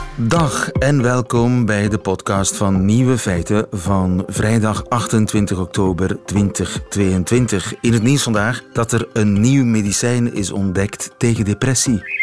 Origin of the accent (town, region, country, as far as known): Flanders, Belgium